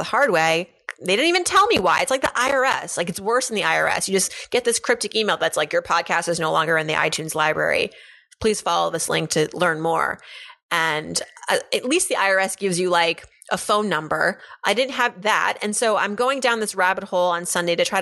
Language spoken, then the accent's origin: English; Pennsylvania, United States; moved away; We are both from Pennsylvania. In fact, we both went to a program during high school